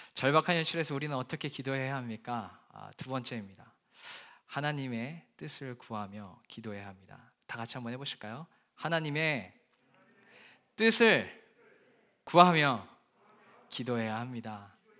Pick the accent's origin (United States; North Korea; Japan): Japan; moved away as an adult; now in London, United Kingdom; 저는 약 20년 동안 어, 복음의 불모지라는 일본에서 어, 학창 시절을 보냈습니다.